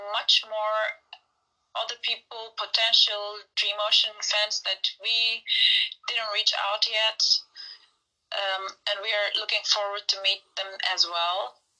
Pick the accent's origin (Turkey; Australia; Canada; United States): Turkey; Yeah, I was born in Turkey.